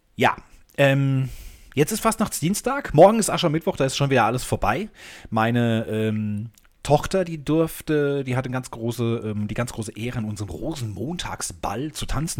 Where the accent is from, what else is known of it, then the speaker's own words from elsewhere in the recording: Germany; now in Hamburg, Germany; als Deutscher